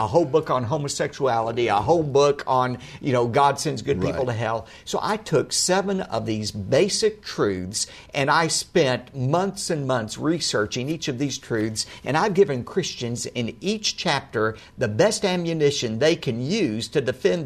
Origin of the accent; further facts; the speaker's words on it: Dallas, Texas, United States; I grew up here in First Baptist Church